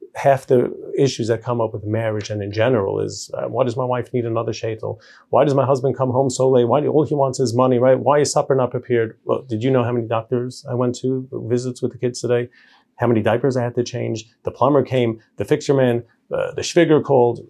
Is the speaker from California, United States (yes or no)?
no; New York City, New York, United States; also born or lived in Israel; now in Lakewood, United States; I grew up in Borough Park